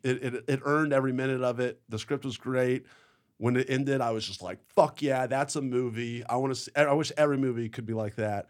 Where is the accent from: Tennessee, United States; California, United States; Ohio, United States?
Tennessee, United States; Memphis; I'm from Memphis